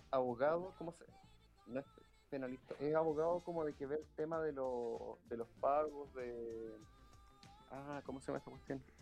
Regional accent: Santiago, Santiago Metropolitan Region, Chile; somos santiaguinos sorprendidos

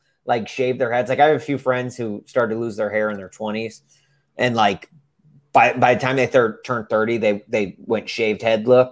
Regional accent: Middle Tennessee, United States; I grew up in the Middle Tennessee area.

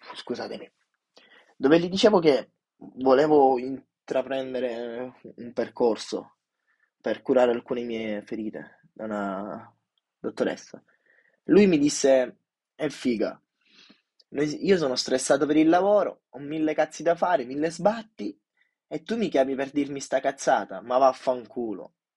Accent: Sicily, Italy; Io da, mm, da giù, siciliano doc

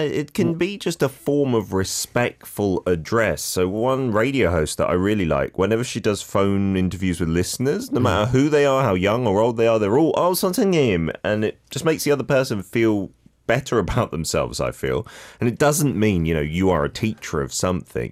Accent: London, United Kingdom; moved away; when I was growing up in London

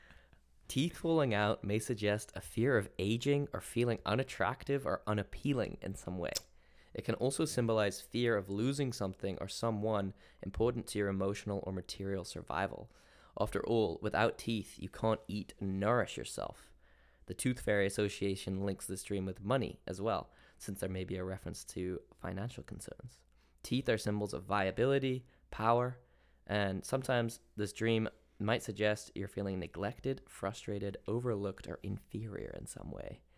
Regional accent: England, United Kingdom; I'm English, so I come from a b-, land of repressed

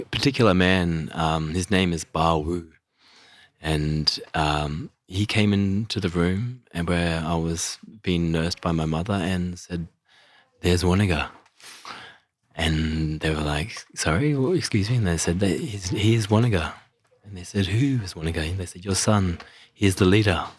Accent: Mission Beach, Queensland, Australia; I grew up in Jiru country. That's in far northern Queensland. So Mission Beach.

